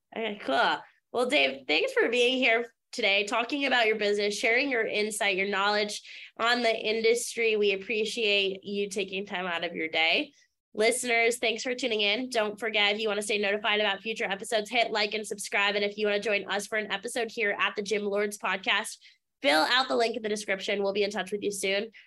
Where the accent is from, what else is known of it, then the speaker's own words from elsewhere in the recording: Maine, United States; I grew up in Maine